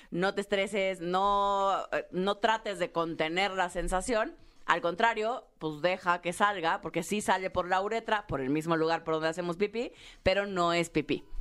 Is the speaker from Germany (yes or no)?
no; Tabasco, Mexico; sí, soy tabasqueña.